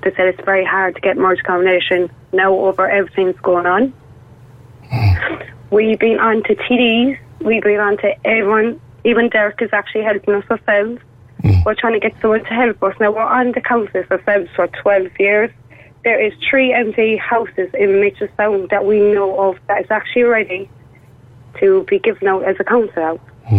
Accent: Limerick, Munster, Ireland; I'm from Limerick myself

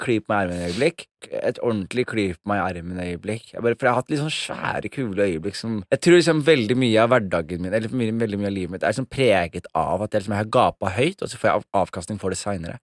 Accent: Skien, Vestfold og Telemark, Norway; now in Oslo, Norway; jeg vokste opp i Skien

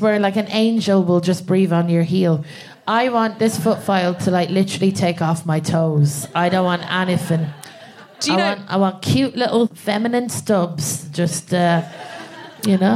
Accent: Ireland; moved away as an adult; now in England, United Kingdom; I'm from Ireland and I moved to England about I'd say about four years

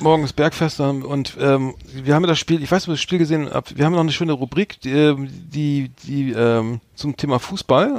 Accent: Bremen, Germany; ich als Bremer bin natürlich Werder Bremen-Fan

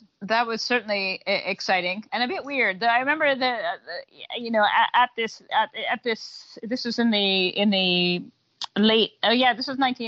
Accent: Toronto, Ontario, Canada; now in Scotland; So originally I'm from Toronto and I went to Loretta Webby Secondary School in Toronto

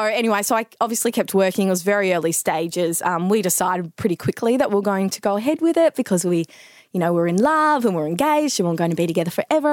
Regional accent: Melbourne, Victoria, Australia; I'm from Melbourne, born and bred. Yeah, went to school here and everything.

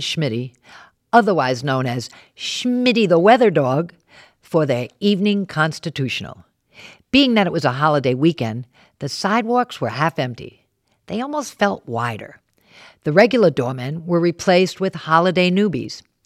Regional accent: Warwick, Rhode Island, United States; moved away; also born or lived in New York City; I grew up in Warwick, left to see the world, and then came back home.

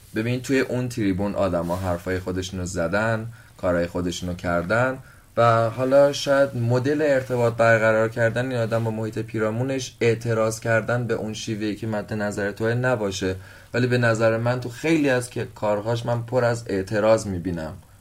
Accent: Iran; من اگه قرار باشه به عنوان یه ایرانی توی جای دنیا سربلند باشم که ایرانیم

